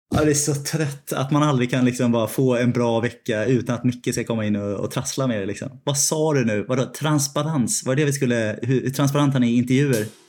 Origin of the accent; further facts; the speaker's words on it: Sweden; moved away as an adult; now in London, United Kingdom; Jag var ju hemma i Sverige ganska många veckor